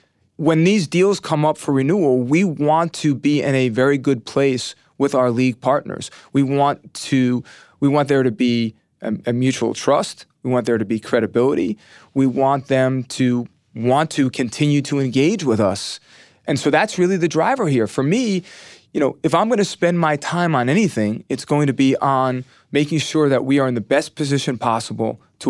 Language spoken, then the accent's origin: English; New York, United States; I grew up right outside of the Bronx in Westchester County, maybe 15 miles north of the stadium.